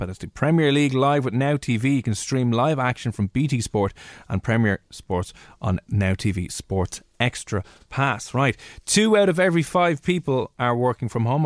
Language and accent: English; Dublin, Leinster, Ireland; accent: mix between Dublin and Cheshire; also born or lived in Cheshire; I love my accent. It's a mix between Dublin and Cheshire